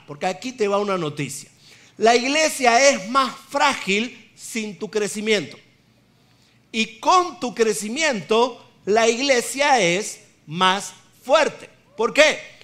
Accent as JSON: {"language": "Spanish", "country": "Argentina", "said": "somos argentinos"}